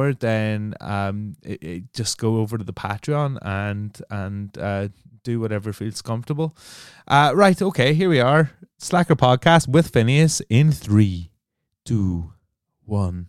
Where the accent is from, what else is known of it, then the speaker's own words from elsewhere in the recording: Northern Ireland, United Kingdom; also born or lived in London; now in Brighton, United Kingdom; I'm from Northern Ireland, right? And I've lived in London for a long time. I'm in Brighton now